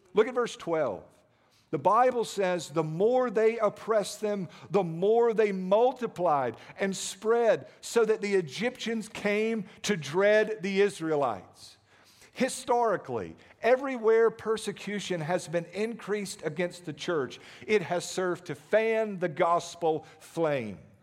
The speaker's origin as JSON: {"language": "English", "country": "United States", "said": "as American Christians"}